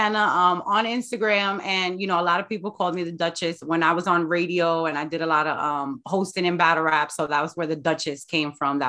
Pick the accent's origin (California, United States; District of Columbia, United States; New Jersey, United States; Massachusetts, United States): New Jersey, United States; Jersey City; born and raised in Jersey City.